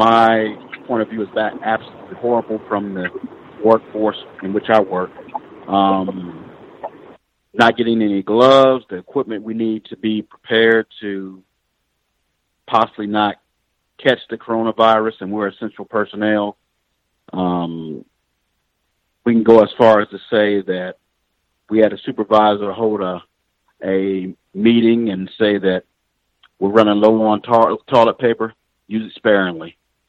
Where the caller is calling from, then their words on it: Columbus, Ohio, United States; I'm calling from the capital city in Columbus.